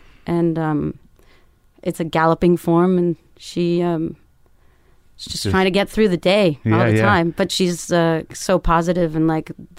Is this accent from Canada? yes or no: yes; Canada; My dad and my brother made me play hockey because I'm Canadian.